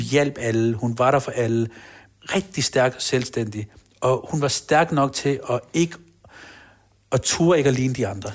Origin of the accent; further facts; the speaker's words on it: Copenhagen, Capital Region of Denmark, Denmark; Jeg er født på Rigshospitalet. Jeg er opvokset på Blågårds Plads. Mm. Nørrebro